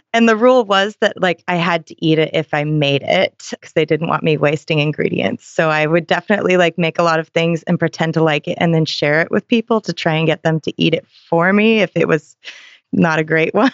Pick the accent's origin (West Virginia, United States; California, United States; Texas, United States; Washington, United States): Washington, United States; Seattle; I'm from Seattle too